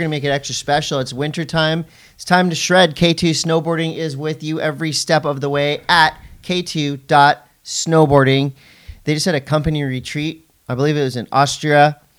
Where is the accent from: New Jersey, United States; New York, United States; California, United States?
California, United States; San Diego; I'm over here from the West Coast. I was born and raised in San Diego.